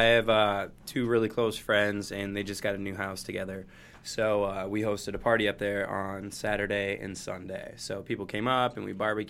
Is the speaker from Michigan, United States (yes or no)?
yes; Detroit, Michigan, United States; now in Los Angeles, United States; I'm from Michigan, from Metro Detroit, yes.